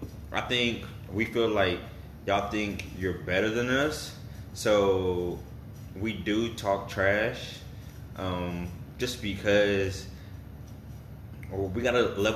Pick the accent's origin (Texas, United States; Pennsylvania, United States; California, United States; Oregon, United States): Texas, United States; we're all from Texas